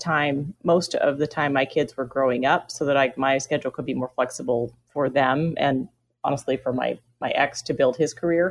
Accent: Houston, Texas, United States; moved away as an adult; also born or lived in Mexico City; I grew up in Houston, where we sat as close to the air conditioner as you could most of the year.

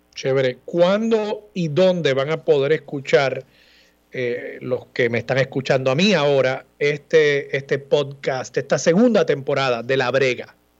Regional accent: Levittown, Puerto Rico; Levitown, que es mi pueblo natal

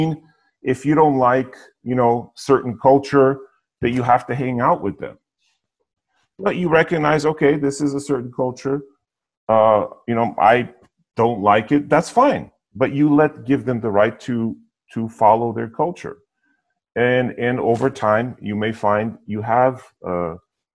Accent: United States; also born or lived in Europe; I'm American, was born here, but I've lived in Europe.

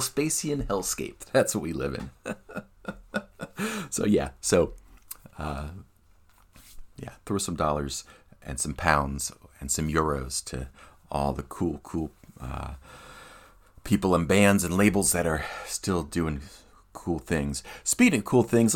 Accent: Philadelphia, Pennsylvania, United States; moved away; Philadelphia, my hometown. And yeah, I grew up seeing them in the punk scene in Philly

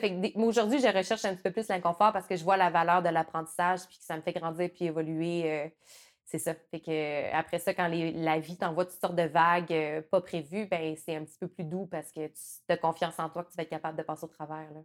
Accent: Rivière-du-Loup, Quebec, Canada; moi, je viens du Bas-Saint-Laurent, puis à, Rivière-du-Loup, il y avait un, minuscule parc d'attractions

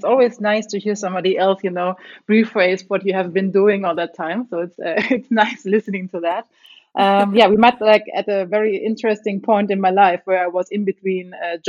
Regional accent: Germany; English is a second language; moved away as an adult; also born or lived in Chicago, United States; now in Munich, Germany; I'm originally from Germany, in a small town next to the border to France. And we moved to Munich a couple of years ago, like I guess 8 years or so.

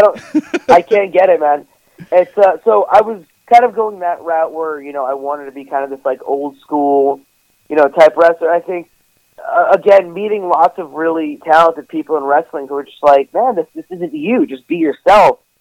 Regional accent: New York, United States; I'm from New York

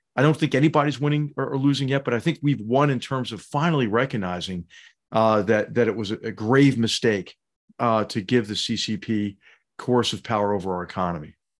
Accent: Philadelphia, Pennsylvania, United States; we would go down the shore from Philadelphia

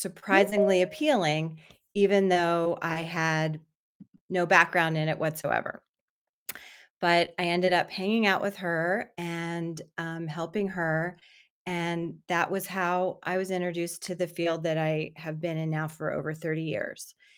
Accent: Miami, Florida, United States; moved away; I grew up in Miami, Florida

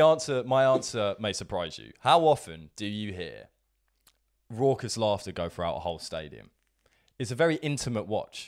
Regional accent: Brighton, South East England, United Kingdom; Brighton because it's my, it's my hometown

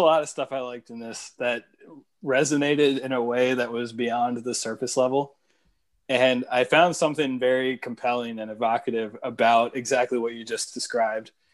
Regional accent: Northern Virginia, United States; I grew up in Northern Virginia

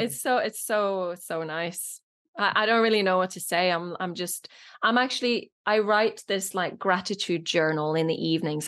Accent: Norway; first language Norwegian and Polish; English is a second language; moved away as an adult; now in United Kingdom; I grew up in Norway, uh, most of the time

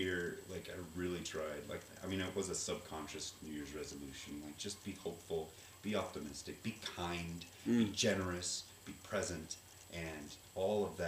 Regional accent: Shawnee, Oklahoma, United States; I was born in Shawnee, Oklahoma, and they had a Shawnee Little Theater

